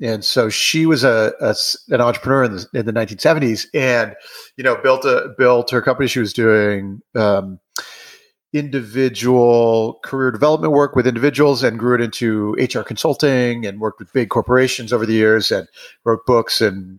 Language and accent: English; Wisconsin, United States; And so we grew up skiing in Wisconsin